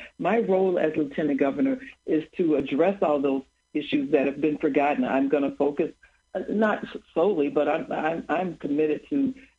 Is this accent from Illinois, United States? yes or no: yes; Chicago, Illinois, United States; also born or lived in Collar Counties, Illinois; Chicago is this amazing city. Even growing up on the West Side